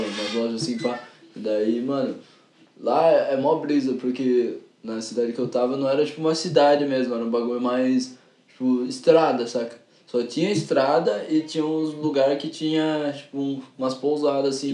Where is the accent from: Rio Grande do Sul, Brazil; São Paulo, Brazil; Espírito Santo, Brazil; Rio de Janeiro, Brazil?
São Paulo, Brazil; eu sou de São Miguel